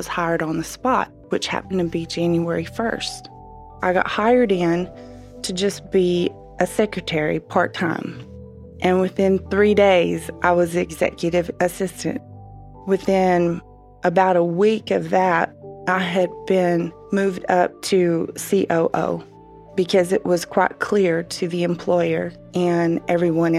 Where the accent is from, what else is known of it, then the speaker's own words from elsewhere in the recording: Midwest, United States; moved away as an adult; also born or lived in Abu Dhabi, United Arab Emirates; being a Midwesterner